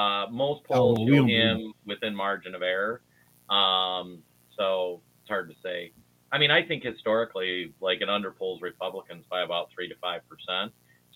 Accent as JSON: {"language": "English", "region": "Minnesota", "country": "United States", "said": "I'm from Minnesota"}